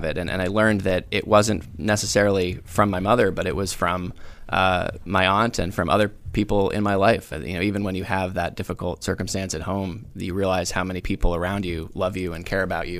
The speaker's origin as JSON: {"language": "English", "region": "South Carolina", "country": "United States", "tie": "born or raised there", "also_born_or_lived": "Rhode Island / Virginia", "said": "I'm from two places. I'm from Rhode Island and South Carolina."}